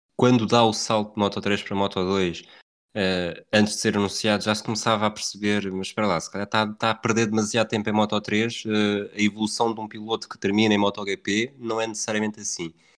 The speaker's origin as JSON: {"language": "Portuguese", "country": "Portugal", "said": "como bom português"}